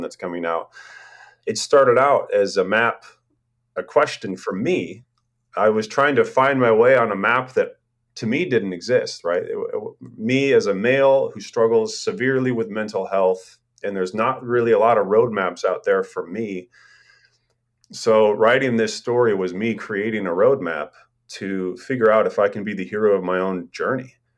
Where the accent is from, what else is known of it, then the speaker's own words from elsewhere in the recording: Portland, Oregon, United States; moved away as an adult; also born or lived in Astoria, Oregon / Europe; now in Corvallis, United States; I'd lived in Portland my whole life